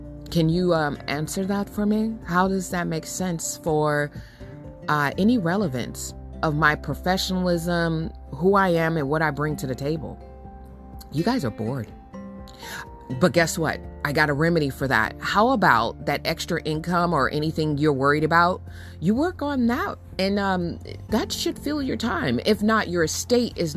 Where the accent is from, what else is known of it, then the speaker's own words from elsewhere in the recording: United States; also born or lived in Sacramento, California / Benton Harbor, Michigan; I grew up in Sacramento and then I grew up in Benton Harbor, Michigan